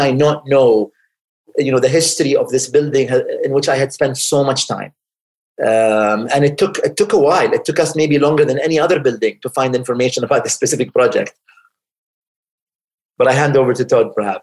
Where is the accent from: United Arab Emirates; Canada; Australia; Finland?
United Arab Emirates; Sharjah; Sharjah is a city I was born in, and it's a city I grew up in, spent my formative years here.